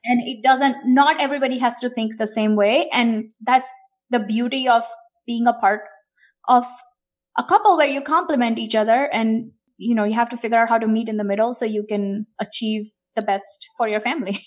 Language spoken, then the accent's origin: English; India; moved away; I grew up in India, and I was an only child, grew up in eighties and nineties in India